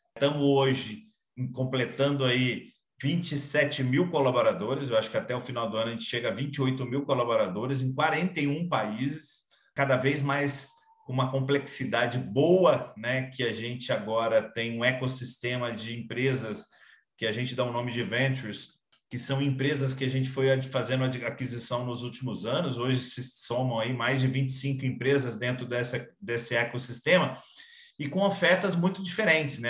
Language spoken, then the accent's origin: Portuguese; Minas Gerais, Brazil; sou mineiro